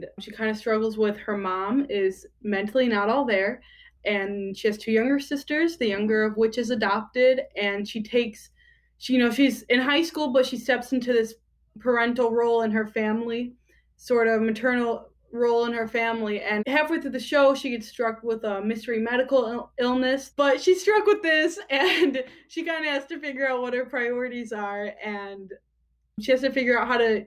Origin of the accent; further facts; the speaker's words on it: Michigan, United States; I am from Michigan, currently in Michigan.